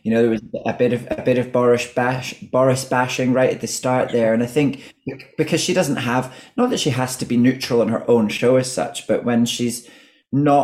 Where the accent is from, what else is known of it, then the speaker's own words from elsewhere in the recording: Scotland, United Kingdom; accent: Scottish; now in London, United Kingdom; my accent becomes less Scottish